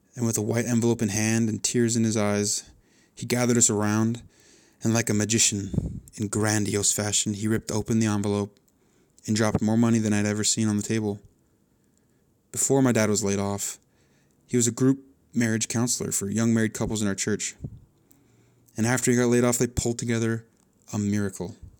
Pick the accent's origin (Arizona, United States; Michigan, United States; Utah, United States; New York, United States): Arizona, United States; Chandler; I was born in Chandler, Arizona